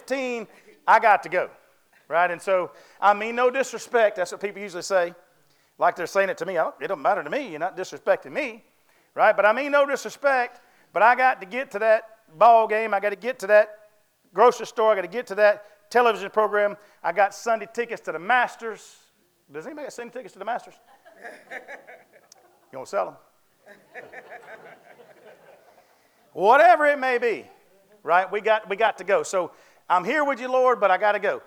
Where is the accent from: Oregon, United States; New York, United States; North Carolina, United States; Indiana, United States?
North Carolina, United States; I was raised in the South, of course. I was raised in North Carolina